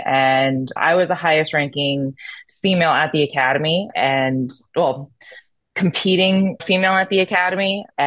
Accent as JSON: {"language": "English", "town": "Philadelphia", "region": "Pennsylvania", "country": "United States", "also_born_or_lived": "New Jersey", "accent": "Philly", "said": "I'm from Philadelphia. Well, New Jersey and then Philadelphia. Little accent on Philly"}